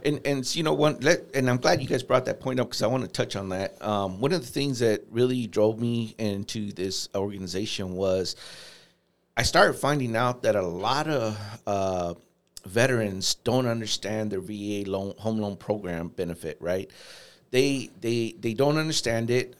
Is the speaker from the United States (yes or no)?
yes; Los Angeles, California, United States; also born or lived in Fort Wayne, Indiana; now in Saint Louis, United States; I'm originally from Los Angeles